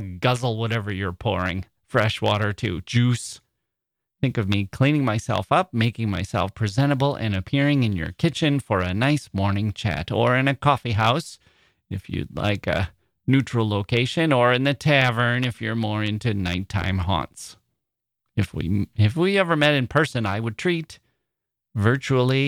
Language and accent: English; Wisconsin, United States; Wisconsin. So thanks once again, you ditch made by glaciers. my home state